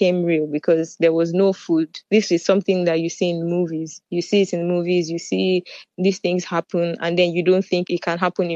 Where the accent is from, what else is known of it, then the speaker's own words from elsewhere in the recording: Nigeria; moved away as an adult; also born or lived in Sumy, Ukraine; now in Netherlands; I'm from Nigeria